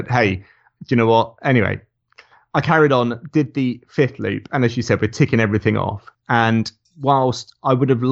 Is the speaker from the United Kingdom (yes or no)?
yes; Somerset, South West England, United Kingdom; I grew up in Somerset